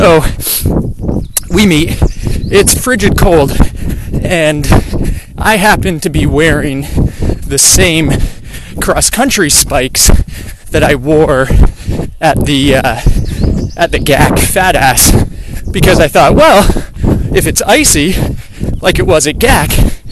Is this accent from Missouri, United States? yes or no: no; Stowe, Vermont, United States; I grew up in Vermont playing hockey at a rink